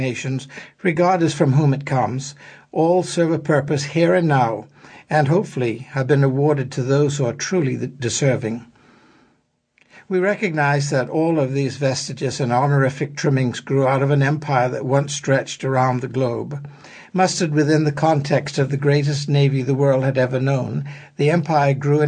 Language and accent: English; Bahamas; I was born and spent most of my childhood as a British subject until Bohemian independence